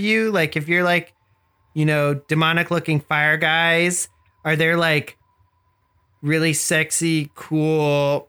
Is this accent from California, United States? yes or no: yes; San Bernardino, California, United States; I'm from San Bernardino. It's a little bit south in a cooler state called California.